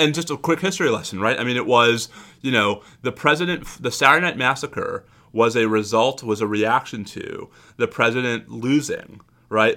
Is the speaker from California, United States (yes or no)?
no; New York, United States; I grew up in New York